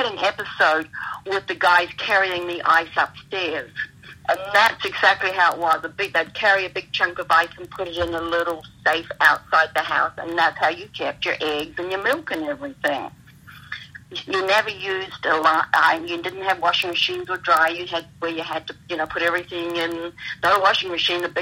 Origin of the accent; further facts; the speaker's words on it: Australia; also born or lived in New Zealand; now in United States; born in New Zealand, but spent a lot of time in Australia